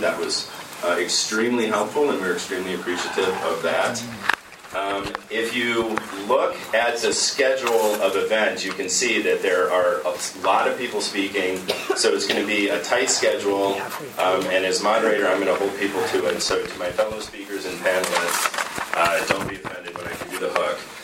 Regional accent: Cleveland, Ohio, United States; I'm actually from Cleveland

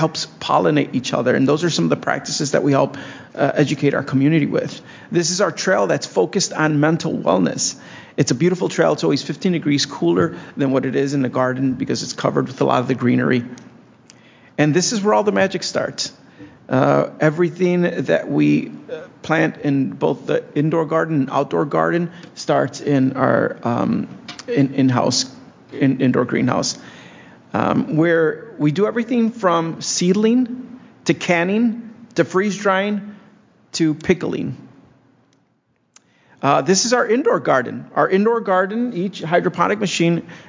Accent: Blue Island, Illinois, United States; growing up in Blue Island

